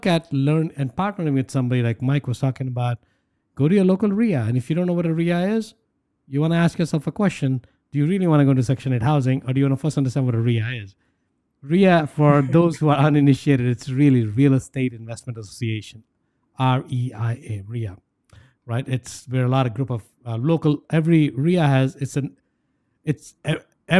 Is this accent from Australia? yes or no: no; India; moved away; I grew up in India